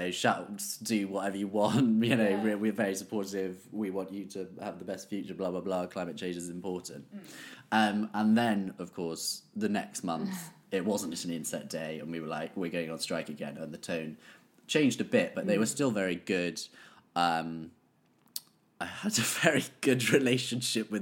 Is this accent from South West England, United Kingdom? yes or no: yes; Bath, South West England, United Kingdom; I grew up in Bath